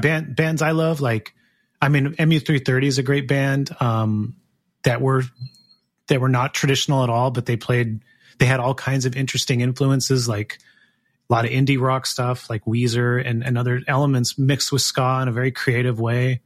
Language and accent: English; Gilroy, California, United States; I grew up in Gilroy